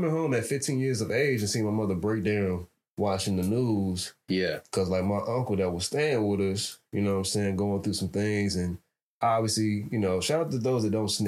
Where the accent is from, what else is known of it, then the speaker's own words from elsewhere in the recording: Chicago, Illinois, United States; So uh, to give a little bit of my background, I am from Chicago, Chicagoland area. You know I mean? Most of my family's from the South Side.